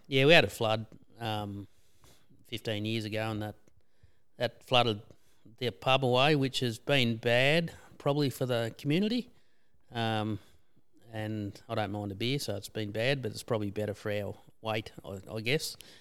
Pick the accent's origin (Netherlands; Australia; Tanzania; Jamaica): Australia; Bacchus Marsh, Victoria; now in Skipton, Australia; we're originally from Bacchus Marsh.